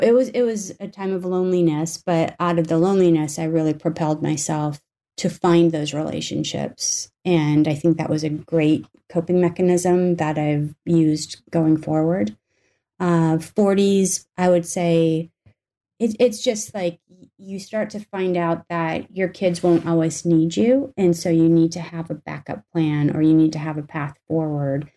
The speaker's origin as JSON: {"language": "English", "region": "North Dakota", "country": "United States", "tie": "born or raised there", "moved": "yes", "said": "I grew up in North Dakota for the most part"}